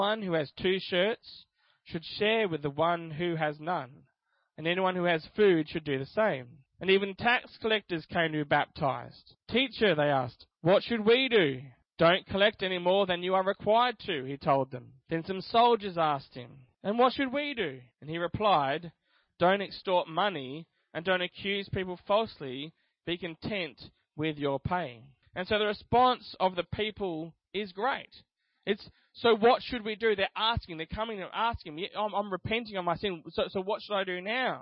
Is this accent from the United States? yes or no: no; Australia; I'm Australian because I was born here